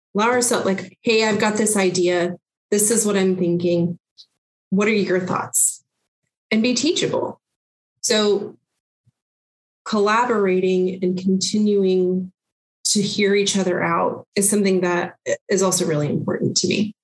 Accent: Lawrence, Kansas, United States; I am originally from Lawrence, Kansas. I grew up in North Lawrence and went to Lawrence schools my academic career

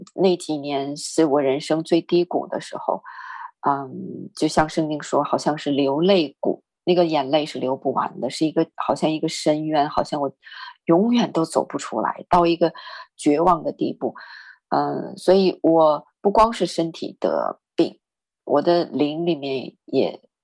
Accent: northern China, China; 我是北方人

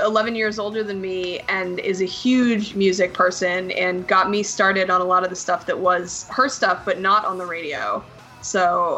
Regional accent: New Jersey, United States; moved away as an adult; also born or lived in Indiana; I was born here, but then I grew up in Jersey, and my parents grew up in Indiana, and then we lived in New Jersey from when I was 2 to when I was 18

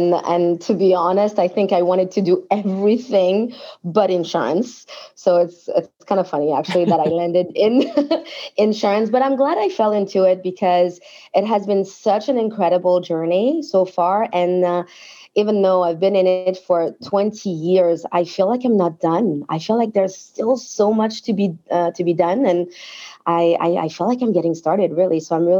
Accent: France; English is a second language; moved away; So my family and I immigrated from France in the mid-90s. And I was given a shot at a job in an insurance company by a woman who really saw my potential, despite the fact that I barely spoke English then

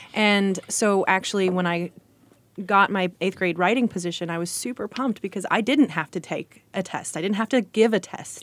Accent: United States; I grew up in Johnson County

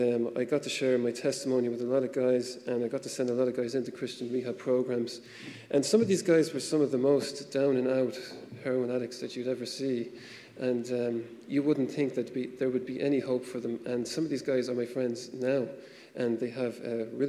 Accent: Ireland; coming from Catholic Ireland

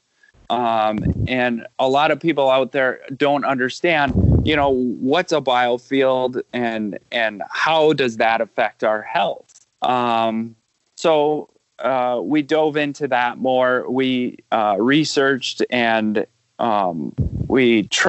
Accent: Wisconsin, United States; I am from Wisconsin, just a Midwestern, you know, kid that grew up on a farm

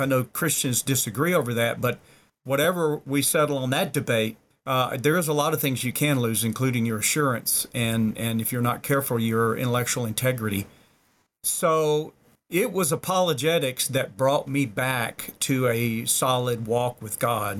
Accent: the South, United States; I was born and reared in the South, er, you know, stereotypically the Bible Belt.

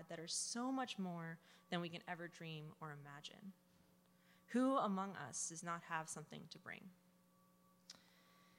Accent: New Jersey, United States; I am from New Jersey

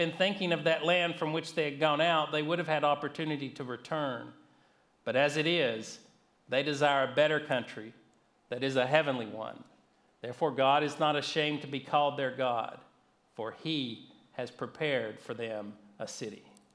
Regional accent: North Georgia, United States; I grew up in North Georgia, not far from the Blue Ridge Mountains

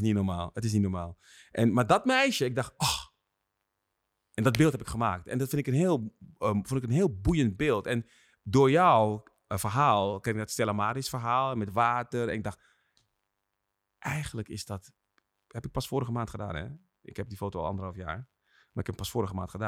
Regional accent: Netherlands; Ik ben straatfotograaf en ik kom uit Nederland.

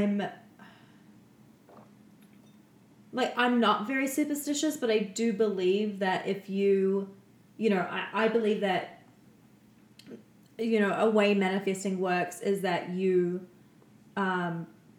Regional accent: Canada; we're from Canada

